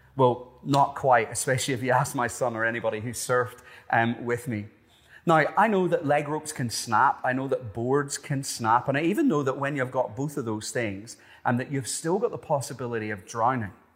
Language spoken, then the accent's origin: English; Ireland; moved away as an adult; also born or lived in Cronulla, Australia; Being Irish, I spent pretty much no time in the water growing up